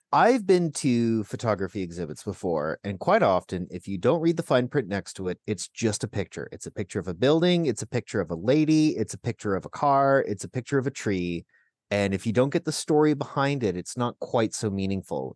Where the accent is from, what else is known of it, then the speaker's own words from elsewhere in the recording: Burlington, Ontario, Canada; I grew up in Burlington. There's a lot of Latvians in Southern Ontario